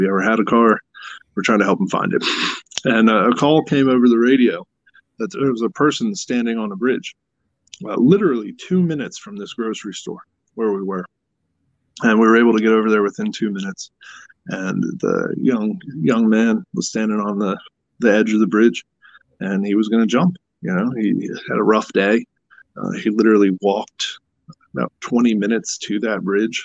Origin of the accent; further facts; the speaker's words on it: Pennsylvania, United States; we're from Pennsylvania